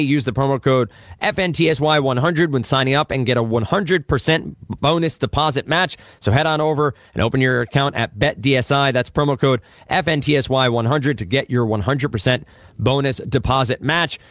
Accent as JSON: {"language": "English", "town": "Old Bridge", "region": "New Jersey", "country": "United States", "tie": "born or raised there", "also_born_or_lived": "Brooklyn, New York", "said": "I was born in Brooklyn, so I have to cite that. So I was born in Brooklyn. Um, right. I grew up in Old Bridge, New Jersey."}